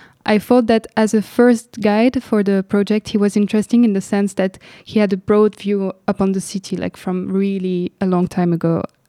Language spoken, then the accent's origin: English; Lebanon; When I was growing up in Lebanon, what I was witnessing is that people really dare to really talk all the time about their neighborhood